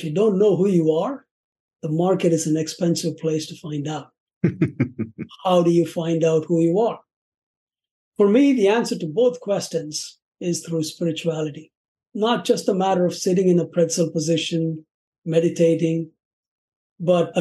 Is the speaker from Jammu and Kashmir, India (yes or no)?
no; Chennai, Tamil Nadu, India; moved away as an adult; now in Chicago, United States; I'm originally from India. It used to be called Madras. These days, it's called Chennai